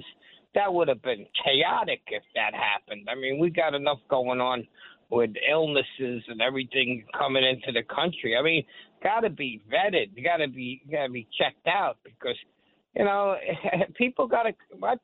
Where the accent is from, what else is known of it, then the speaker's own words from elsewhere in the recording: New York City, New York, United States; So I'm a native Staten Islander, but my heart's in Brooklyn.